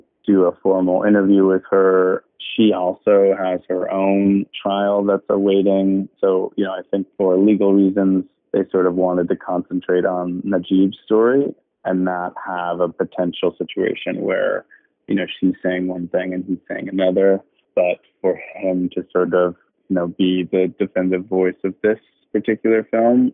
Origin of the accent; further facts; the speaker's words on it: United States; me being an American